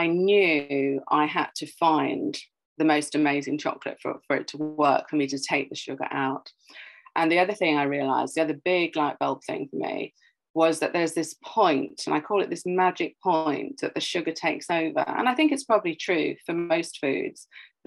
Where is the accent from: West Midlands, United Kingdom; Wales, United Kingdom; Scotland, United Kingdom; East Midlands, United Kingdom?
Wales, United Kingdom; Welsh; I'm Welsh